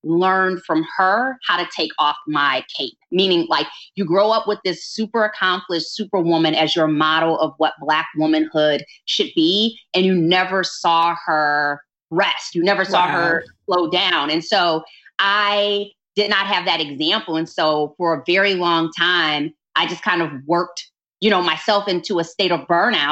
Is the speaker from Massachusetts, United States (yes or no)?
no; Detroit, Michigan, United States; moved away; also born or lived in Chicago; I'm originally from Detroit